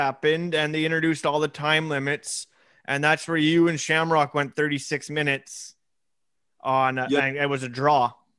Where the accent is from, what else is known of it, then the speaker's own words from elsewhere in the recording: Scotland, United Kingdom; I'm Scottish.